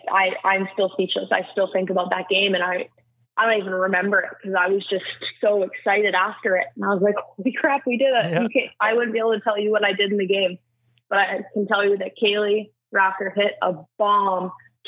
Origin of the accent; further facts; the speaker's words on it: Canada; There was us Canadians.